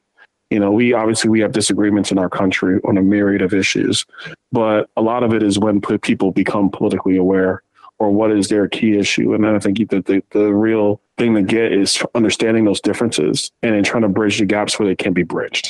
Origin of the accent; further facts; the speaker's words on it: Brooklyn, New York, United States; moved away as an adult; also born or lived in Tallahassee, Florida; now in Naples, United States; growing up in the inner city of Brooklyn